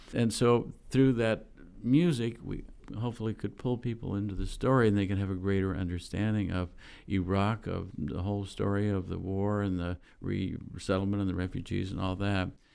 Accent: Bakersfield, California, United States; moved away as an adult; I grew up in Bakersfield, California, which was then a small town in the southern Central Valley of California

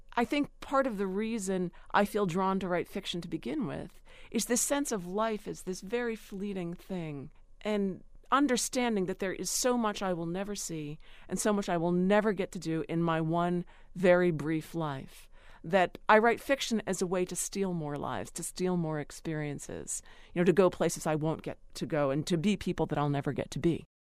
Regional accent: Cambria County, Pennsylvania, United States; the town where I grew up in Cambria County

